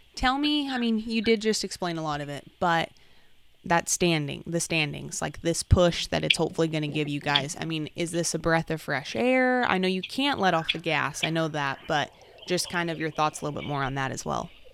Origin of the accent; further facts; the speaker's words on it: Salinas, California, United States; the California Rodeo Salinas champs, my hometown rodeo